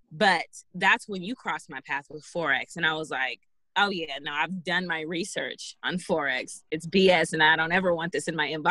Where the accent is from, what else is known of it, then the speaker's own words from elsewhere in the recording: Jacksonville, Arkansas, United States; born there; now in California, United States; I was born in Jacksonville, Arkansas. moved around for most of my life, and I ended up in California.